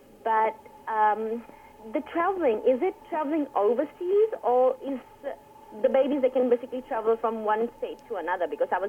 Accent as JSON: {"language": "English", "country": "Fiji", "moved": "yes", "lives_now": "Sydney, Australia", "said": "I'm from Fiji. My husband is from Iran"}